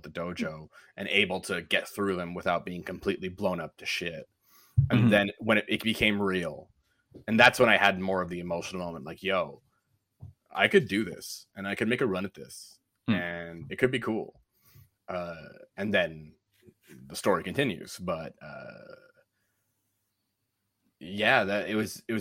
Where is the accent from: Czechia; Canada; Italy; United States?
Canada; Montreal, Quebec; I'm Canadian. I'm a little white dude from Montreal.